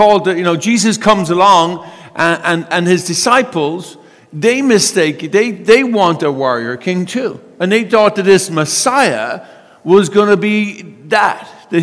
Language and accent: English; United States; we're American